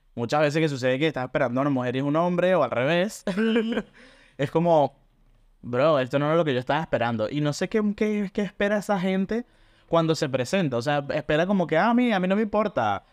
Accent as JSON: {"language": "Spanish", "town": "Caracas", "region": "Capital District", "country": "Venezuela", "moved": "yes", "lives_now": "Buenos Aires, Argentina", "said": "vivo acá en Buenos Aires, Argentina y soy originalmente de Caracas."}